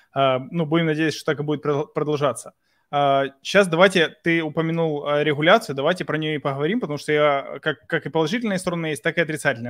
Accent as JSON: {"language": "Russian", "town": "Mykolaiv", "region": "Mykolaiv Oblast", "country": "Ukraine", "said": "Мы географически из Николаева, и мы говорим, э, на русском языке"}